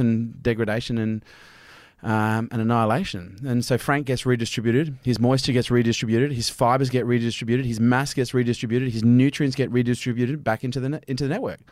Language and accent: English; Australia